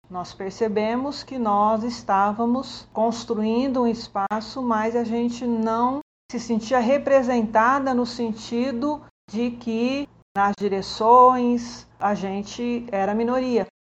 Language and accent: Portuguese; Campinas, São Paulo, Brazil; sou de Campinas